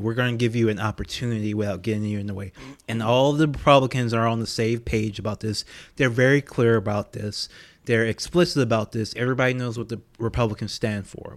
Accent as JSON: {"language": "English", "region": "Louisiana", "country": "United States", "said": "I'm from Louisiana"}